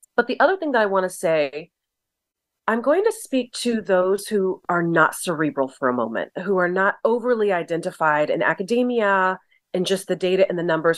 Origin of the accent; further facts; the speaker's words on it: Southern California, United States; I'm from Southern California